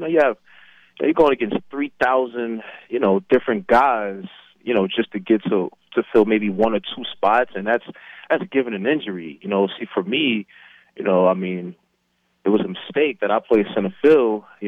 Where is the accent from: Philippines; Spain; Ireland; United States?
United States; New York City, New York; moved away; also born or lived in Mesa, Arizona; growing up in New York